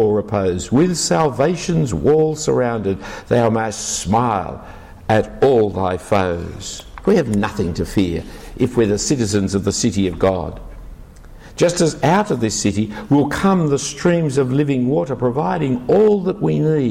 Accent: Sydney, New South Wales, Australia; I wasn't born in Jerusalem, I was born in Sydney. I was born in the back streets of King's Cross

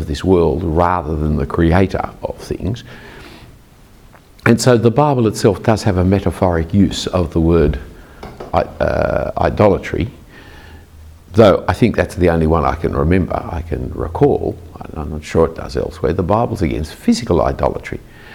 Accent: Australia; I'm an Australian Anglican

